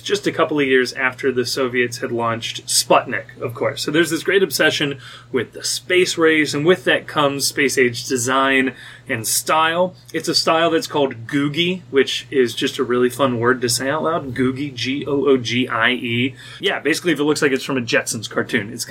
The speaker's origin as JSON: {"language": "English", "town": "Anderson Township", "region": "Ohio", "country": "United States", "said": "I'm also from Anderson Township"}